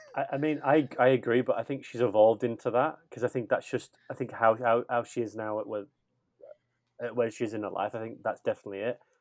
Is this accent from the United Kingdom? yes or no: yes; England, United Kingdom; I'm just English